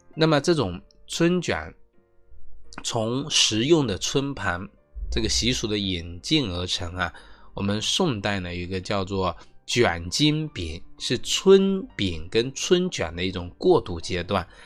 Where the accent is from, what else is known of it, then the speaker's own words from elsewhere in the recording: China; 我们中国人